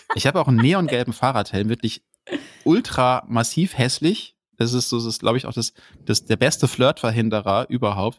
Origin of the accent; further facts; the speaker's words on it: Duisburg, North Rhine-Westphalia, Germany; ich bin im, im Ruhrgebiet groß geworden, ja, im Ruhrpott